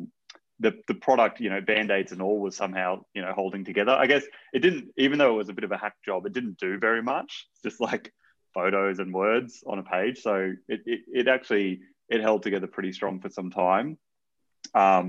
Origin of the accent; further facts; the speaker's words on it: Brisbane, Queensland, Australia; moved away; I'm from Brisbane originally